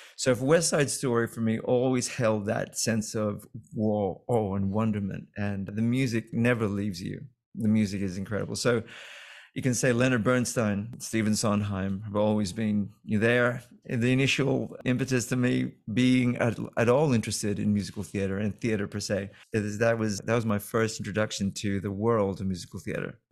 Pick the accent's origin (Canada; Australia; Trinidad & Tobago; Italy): Australia; moved away; also born or lived in London; I've done a lot of big scale productions growing up in Australia